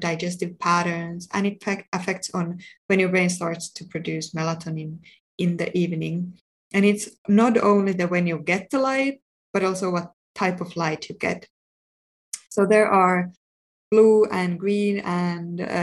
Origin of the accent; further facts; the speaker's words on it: Finland; moved away; also born or lived in United Kingdom; I'm from Finland